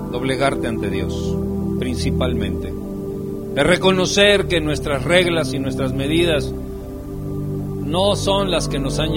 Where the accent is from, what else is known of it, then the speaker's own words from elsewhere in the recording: Michoacán, Mexico; Yo soy de Michoacán, desde aquí, … es de Michoacán.